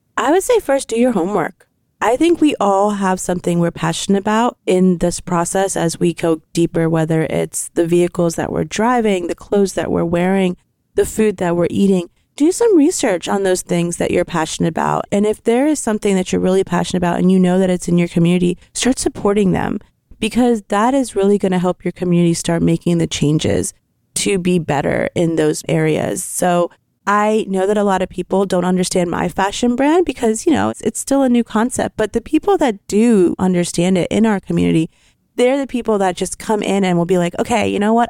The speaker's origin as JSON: {"language": "English", "town": "Lancaster", "region": "Pennsylvania", "country": "United States", "tie": "born or raised there", "also_born_or_lived": "India / Texas", "said": "I grew up in Texas till I was five and then came to Lancaster when I was six, and I've been here ever since."}